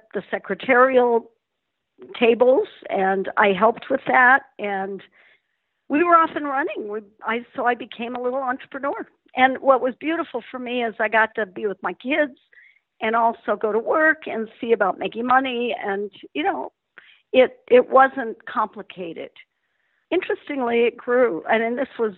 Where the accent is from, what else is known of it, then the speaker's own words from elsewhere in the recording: Denver, Colorado, United States; I grew up in Denver, Colorado. Spectacular place to live and grow up. It's where I'm still centered.